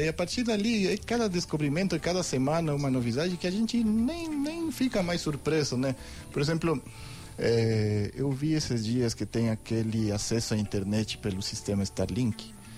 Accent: Ecuador; Portuguese is a second language; moved away as an adult; now in Brazil; Eu sou equatoriano.

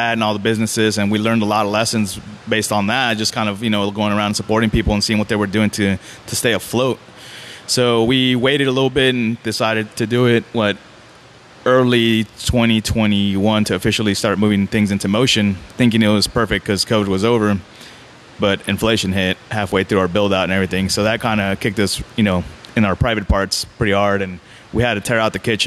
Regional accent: California, United States; moved away as an adult; now in Houston, United States; growing up in California

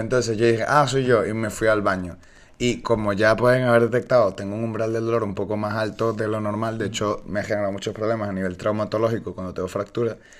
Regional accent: Venezuela; now in Spain; yo soy venezolano y yo siempre estaba en la playa

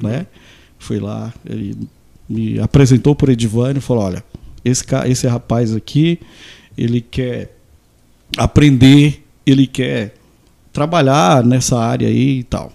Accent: Santa Terezinha, Mato Grosso, Brazil; also born or lived in Goiânia; sou de Santa Terezinha

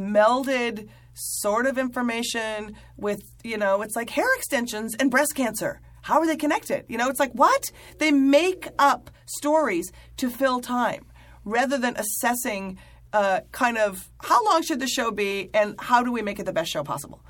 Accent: Midwest, United States; I'm someone from the Midwest.

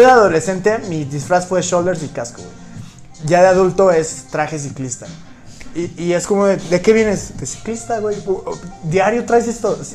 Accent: Mexico; como mexicanos

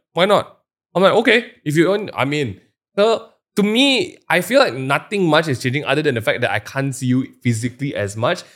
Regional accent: Malaysia; as a Malaysian going there

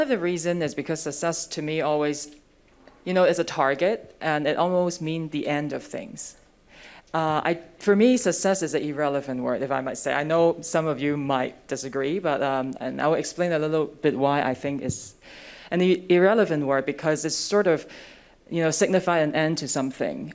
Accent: Hong Kong; I was also born and raised in Hong Kong

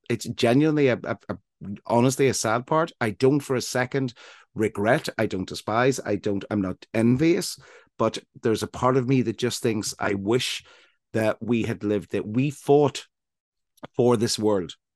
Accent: Northern Ireland, United Kingdom; now in Brighton, United Kingdom; I grew up in Northern Ireland

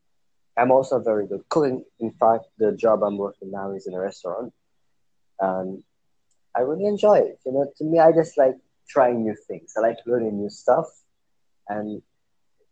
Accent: Trinidad & Tobago; moved away as an adult; also born or lived in Saint (Caribbean island, unclear); actually born and raised in Trinidad

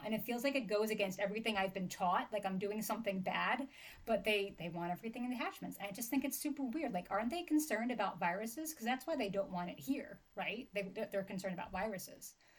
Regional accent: New Jersey, United States; I'm from Jersey and I was born and raised in Jersey

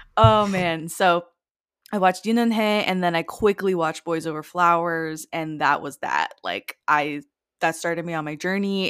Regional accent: Miami, Florida, United States; I live in Florida, and I grew up in Miami.

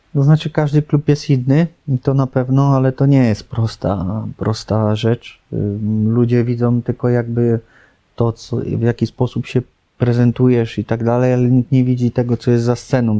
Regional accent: Lubin, Lower Silesian Voivodeship, Poland; wychowałem się w Lubinie

